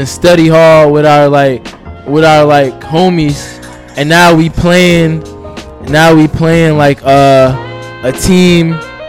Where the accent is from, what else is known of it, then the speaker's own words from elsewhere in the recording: Newark, New Jersey, United States; the crazy part growing up in Newark.